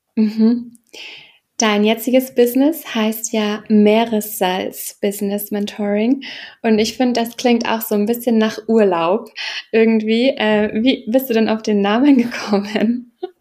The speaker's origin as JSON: {"language": "German", "country": "Germany", "said": "als Deutsche"}